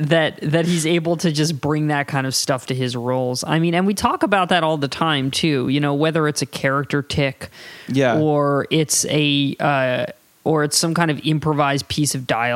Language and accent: English; California, United States; we're from California.